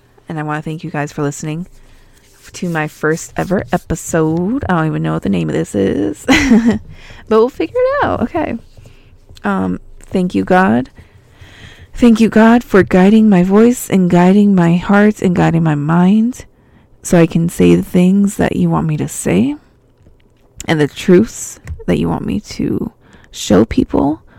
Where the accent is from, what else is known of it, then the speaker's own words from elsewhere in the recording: Albuquerque, New Mexico, United States; when I was growing up in New Mexico, I would go there every summer, and I used to find seashells in my backyard. And Albuquerque is like 5,000 feet above sea level.